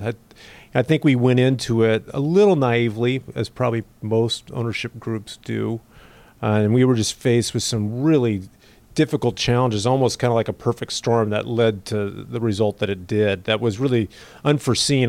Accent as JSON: {"language": "English", "town": "Mercer Island", "region": "Washington", "country": "United States", "tie": "born or raised there", "said": "I grew up on Mercer Island"}